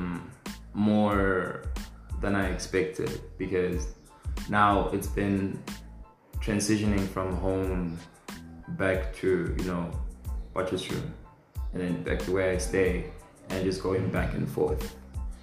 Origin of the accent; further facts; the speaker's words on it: North West, South Africa; Born and raised in the Northwest